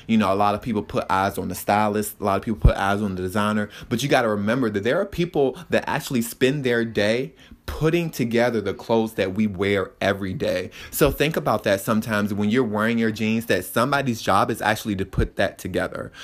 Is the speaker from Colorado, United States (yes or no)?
no; Richmond, Virginia, United States; moved away as an adult; now in Santa Ana, United States; I am from Richmond, Virginia, and I moved to Santa Ana, California.